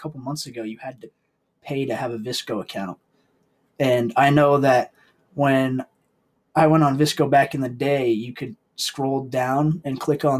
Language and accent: English; New England, United States; Yeah, we're from New England in the Northeast area.